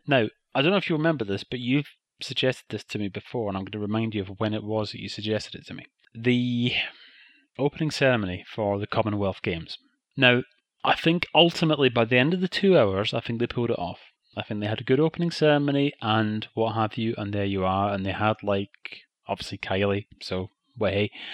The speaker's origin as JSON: {"language": "English", "region": "Scotland", "country": "United Kingdom", "tie": "born or raised there", "said": "the shows that we grew up watching in Scotland"}